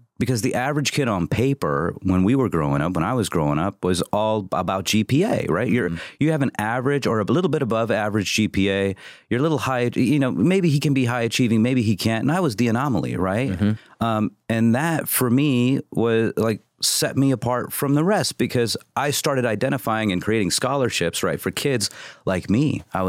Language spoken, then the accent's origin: English; Midwest, United States; Midwest. I grew up in the Midwest.